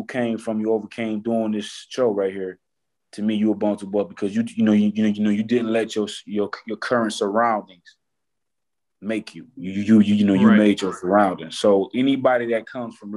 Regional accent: Detroit, Michigan, United States; I come from Detroit, Michigan. I ain't have a silver spoon in my mouth when I was born

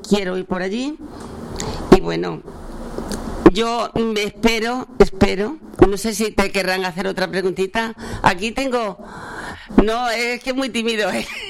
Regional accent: Linares, Andalusia, Spain; moved away; mi pueblo

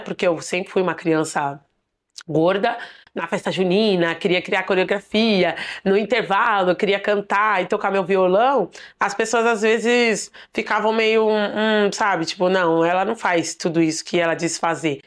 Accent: Diadema, São Paulo, Brazil; Eu sou de Ademense, Nasci aqui na periferia de São Paulo

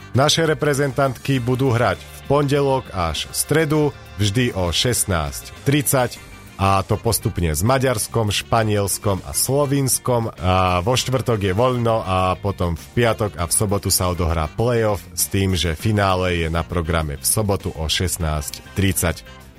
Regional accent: Banská Bystrica, Banská Bystrica Region, Slovakia; to bude doma v Banskej Bystrici

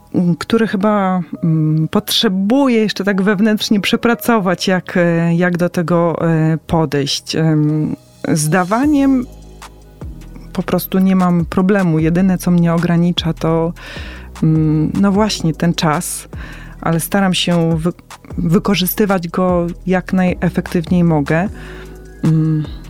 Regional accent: Poland; urodziłam się w Polsce

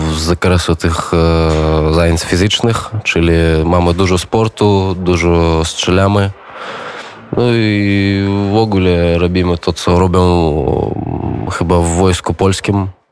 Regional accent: Minsk, Belarus; Polish is a second language; moved away as an adult; also born or lived in Poland; mam 21 rok, jestem z Mińsku.

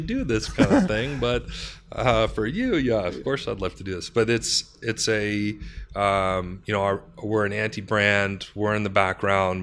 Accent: Canada; we're a Canadian company with those kind of soft Canadian sensibilities.

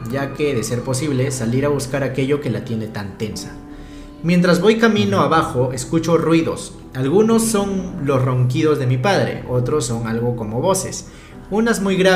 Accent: Mexico City, Mexico; Soy un seguidor nuevo, soy de la Ciudad de México y me enteré de su canal

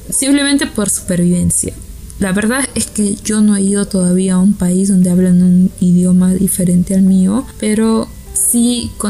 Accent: Peru; Para los que no sepan, yo soy peruana.

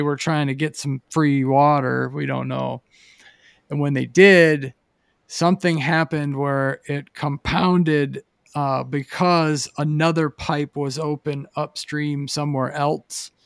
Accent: Pennsylvania, United States; now in Boise, United States; growing up in Pennsylvania

